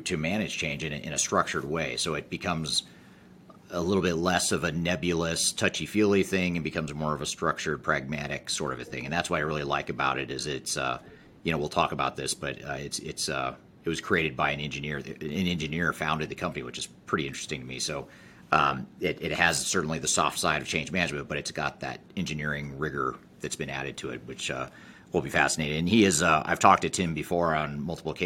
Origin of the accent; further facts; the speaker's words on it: Colorado, United States; You and I are both from Colorado